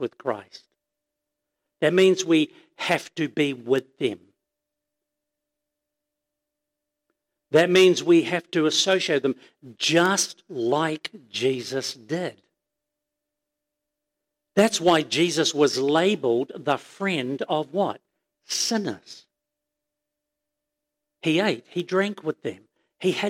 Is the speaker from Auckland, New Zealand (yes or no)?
yes; Auckland, New Zealand; I grew up in Glenis Pamir